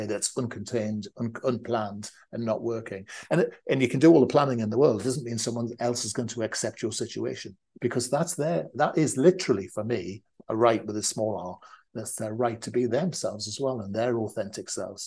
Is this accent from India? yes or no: no; the North, the north of England, United Kingdom; we're from the North